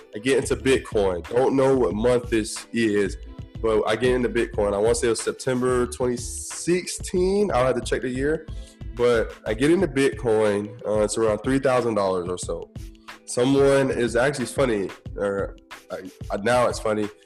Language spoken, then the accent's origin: English; Tampa, Florida, United States; I'm from Tampa, so we got the Hard Rock Hotel and Casino there